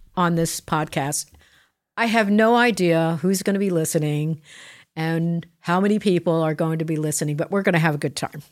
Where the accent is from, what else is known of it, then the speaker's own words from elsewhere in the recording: New Jersey, United States; I'm from Jersey